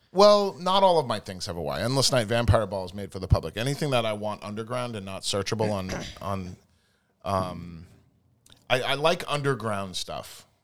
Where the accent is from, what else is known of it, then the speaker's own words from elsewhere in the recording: New Jersey, United States; also born or lived in San Diego, California; I was born in Southern California. That's where it started. And I lived there for six months, and then my mom and dad dragged me to New Jersey